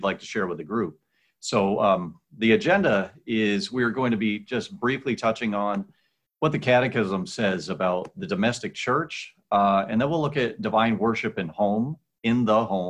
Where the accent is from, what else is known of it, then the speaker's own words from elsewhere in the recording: White Mountains of New Hampshire, United States; now in Omaha, United States; I'm from the White Mountains of New Hampshire